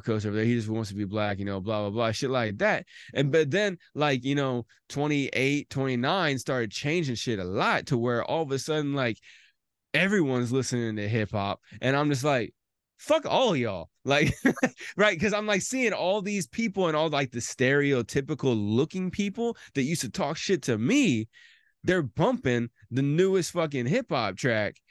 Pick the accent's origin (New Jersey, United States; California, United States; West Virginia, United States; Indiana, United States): Indiana, United States; I'm from Indiana